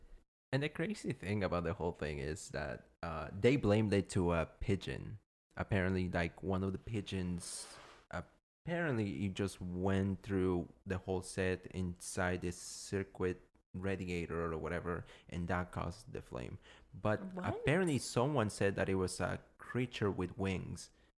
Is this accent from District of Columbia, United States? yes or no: yes; Washington, District of Columbia, United States; Yeah, I'm from Washington, D.C.